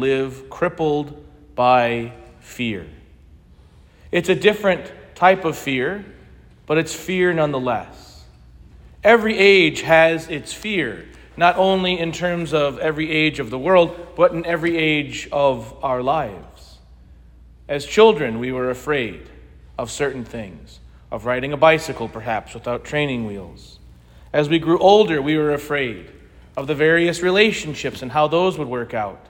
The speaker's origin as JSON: {"language": "English", "country": "United States", "tie": "born or raised there", "moved": "yes", "lives_now": "Bloomington, United States", "said": "I grew up in St. Clement Parish, just the next parish over from here, so it's good to be home"}